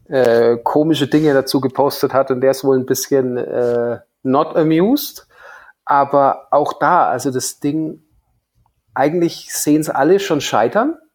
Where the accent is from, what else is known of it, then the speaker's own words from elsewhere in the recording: Hof, Bavaria, Germany; sind hier in meiner Heimat in Hof die Hofer Filmtage.